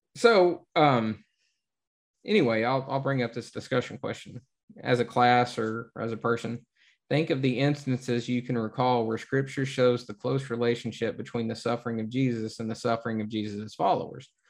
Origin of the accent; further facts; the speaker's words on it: the South, United States; growing up in the South